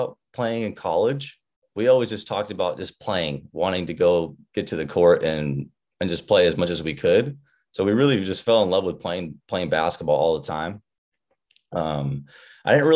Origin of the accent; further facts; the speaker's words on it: Irrigon, Oregon, United States; I grew up in a small pocket in northeastern Oregon, a little town, farm town, pretty much called Irrigan, Oregon